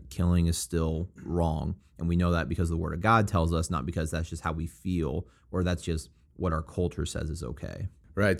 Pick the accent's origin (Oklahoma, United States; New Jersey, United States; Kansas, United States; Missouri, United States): Missouri, United States; Springfield; I'm from Springfield, Missouri, and it's a college town